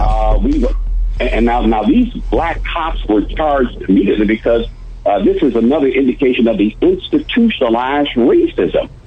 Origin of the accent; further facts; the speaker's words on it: Memphis, Tennessee, United States; moved away as an adult; now in Dallas, United States; I grew up in Memphis, Tennessee